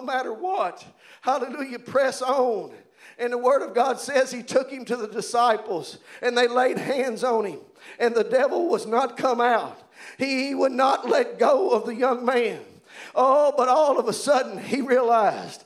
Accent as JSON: {"language": "English", "town": "Providence", "region": "Kentucky", "country": "United States", "said": "I'm from Providence, y'all, Kentucky."}